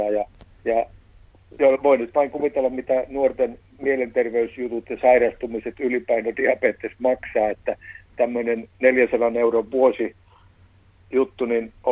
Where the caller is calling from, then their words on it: Iisalmi, North Savo, Finland; Kyllä ollaan Iisalmista.